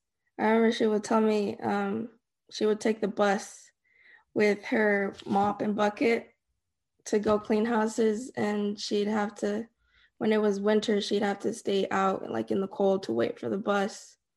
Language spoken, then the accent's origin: English; Dallas, Texas, United States; also born or lived in Denver; I was born in Dallas. At some point, we moved to Denver. We came back. We stayed in Bridgeport, Decatur, Irving, Dallas.